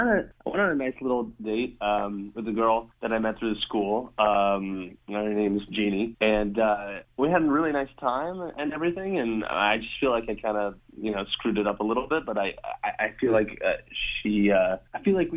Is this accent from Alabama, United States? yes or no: no; Cleveland, Ohio, United States; moved away as an adult; now in Dayton, United States; So I'm actually from, I'm not from around here. I grew up outside of Cleveland.